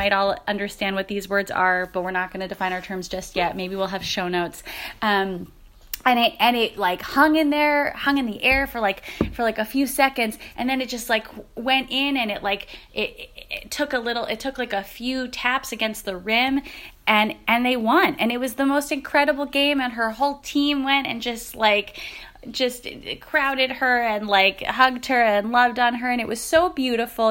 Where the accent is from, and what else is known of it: Philadelphia, Pennsylvania, United States